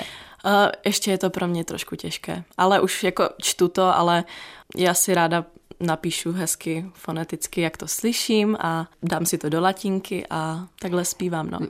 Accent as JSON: {"language": "Czech", "town": "Ostrava", "region": "Moravian-Silesian Region", "country": "Czechia", "tie": "born or raised there", "said": "jsem tady vyrostla"}